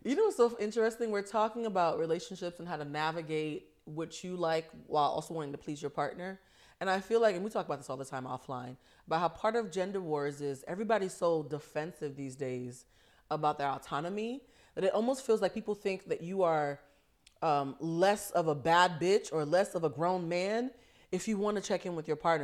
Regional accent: East Coast, United States; we're both from the East Coast

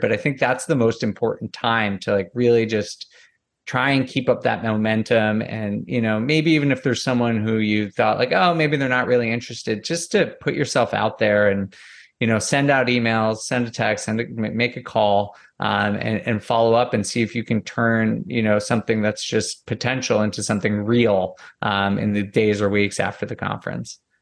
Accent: Northeast, United States; moved away; I'm from the Northeast originally

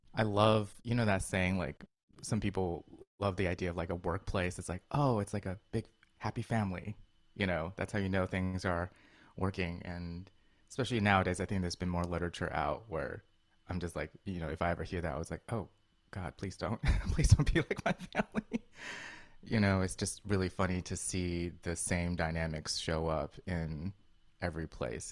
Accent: Colorado, United States; moved away; also born or lived in China / New York; I grew up in Colorado before moving wow. to New York

